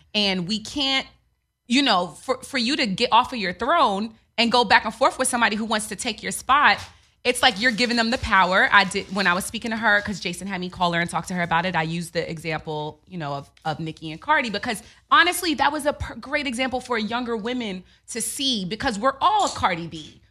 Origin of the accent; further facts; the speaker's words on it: New York, United States; moved away as an adult; I'm from New York.